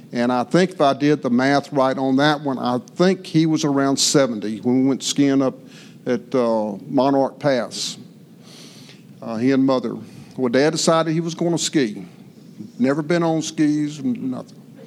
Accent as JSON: {"language": "English", "town": "Fort Natchez", "country": "United States", "tie": "born or raised there", "said": "we grew up here in Fort Natchez on Montrose Street"}